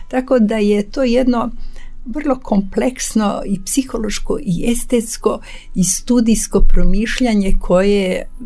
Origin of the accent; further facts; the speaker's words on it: Serbia